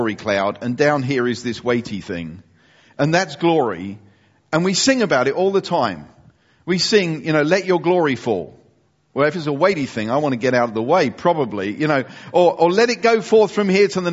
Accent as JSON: {"language": "English", "country": "United Kingdom", "said": "we are British Europeans."}